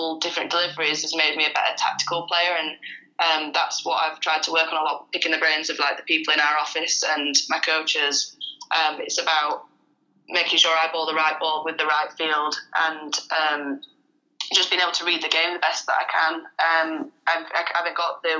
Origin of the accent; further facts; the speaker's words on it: Sheffield, Yorkshire and the Humber, United Kingdom; moved away as an adult; now in Leeds, United Kingdom; I played all my junior stuff down in South Yorkshire, because I'm from Sheffield